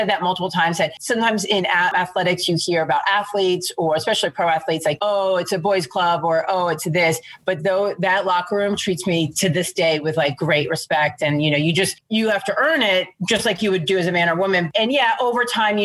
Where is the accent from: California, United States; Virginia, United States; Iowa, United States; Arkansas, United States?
Virginia, United States; Alexandria; I'm from right outside Washington, D.C. in Alexandria, Virginia. Born and raised there